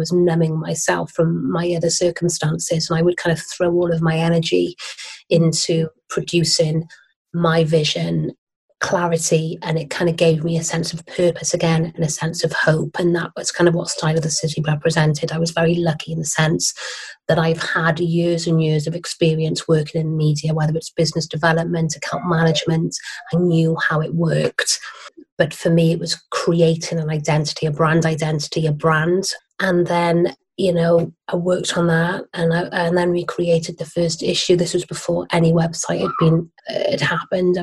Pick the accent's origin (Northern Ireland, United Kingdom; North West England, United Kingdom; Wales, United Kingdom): Wales, United Kingdom; Barry; moved away as an adult; also born or lived in Cardiff / London; I grew up in Barry, you know, Welsh girl, and lived in Cardiff as well. I moved to London in my early 20s.